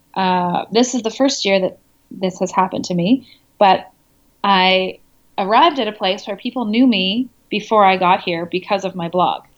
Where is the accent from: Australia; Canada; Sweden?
Canada; moved away as an adult; also born or lived in France; now in Congo